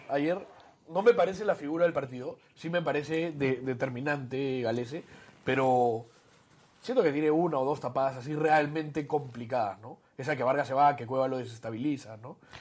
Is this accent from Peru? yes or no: yes; Peru; somos los peruanos